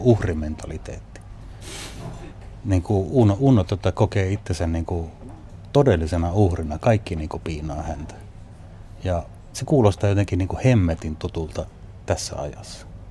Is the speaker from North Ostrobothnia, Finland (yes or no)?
yes; Haapavesi, North Ostrobothnia, Finland; moved away as an adult; also born or lived in Kuusamo; now in Oulu, Finland; Sitten mä oon muuttanut Haapavedelle, joka on Pohjois-Pohjanmaata. Yksivuotiaasta asunut siellä niin kuin parikymppiseksi, minkä jälkeen muutin sitten Ouluun